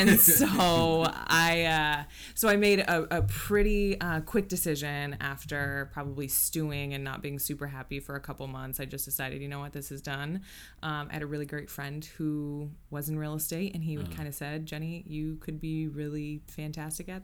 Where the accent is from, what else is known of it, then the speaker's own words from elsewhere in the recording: Tacoma, Washington, United States; I was born and raised in South Tacoma, and I am a licensed realtor here in Tacoma, Old Town, and have been for 5 years